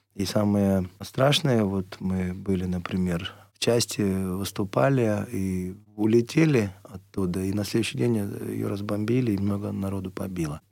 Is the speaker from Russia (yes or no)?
yes; Russia; все время хотелось вернуться сюда, в нашу страну